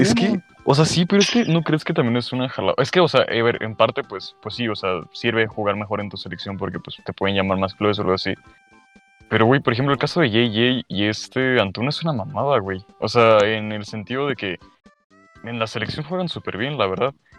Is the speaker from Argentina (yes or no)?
no; Mexico; como mexicanos